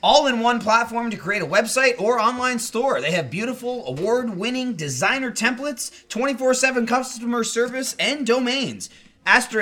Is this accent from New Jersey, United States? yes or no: yes; New Jersey, United States; now in Austin, United States; I grew up in New Jersey